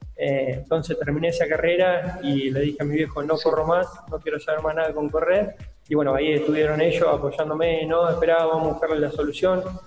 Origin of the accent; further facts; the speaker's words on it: Río Colorado, Río Negro, Argentina; also born or lived in Bahía Blanca / Coronel Pringles; now in Puan, Argentina; desde los tres años me crié y hice todo mi infancia y mi adolescencia en Río Colorado, provincia de Río Negro